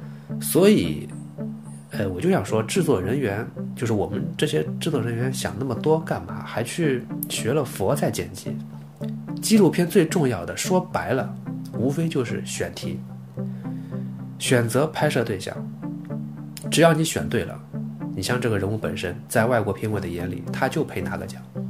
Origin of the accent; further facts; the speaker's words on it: China; 虽然我是中国人，